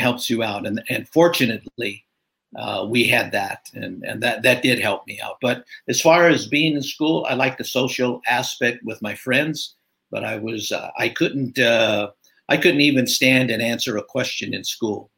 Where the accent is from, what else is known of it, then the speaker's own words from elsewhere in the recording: California, United States; I'm a California native, so uh, early years in uh, northern in Southern California, then uh, moved up. Parents moved up to northern